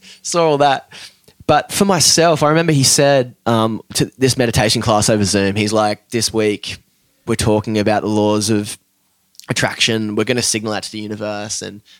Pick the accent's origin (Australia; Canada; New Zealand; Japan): Australia; especially being Aussie, tall poppy, dude, fucking get smacked down